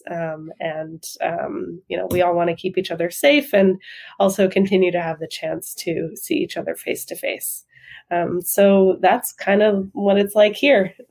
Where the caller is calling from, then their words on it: Brooklyn, New York, United States; Yeah, we're in Brooklyn in New York City.